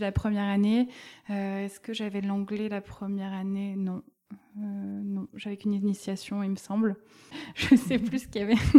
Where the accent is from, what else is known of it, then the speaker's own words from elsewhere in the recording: Bordeaux, Nouvelle-Aquitaine, France; Oui, je viens de Bordeaux. Je suis née à Bordeaux, j'ai grandi à Bordeaux.